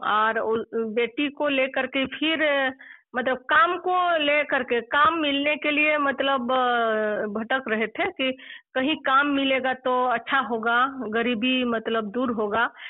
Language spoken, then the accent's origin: Hindi; Bandarpani village, Dumka district, Jharkhand, India; also born or lived in Jhili (maternal home); मेरा गांव जो है बंदर पानी है और पोस्ट कोल्हा थाना काठीकुन जिला दुमका झारखंड से रहने वाली हूँ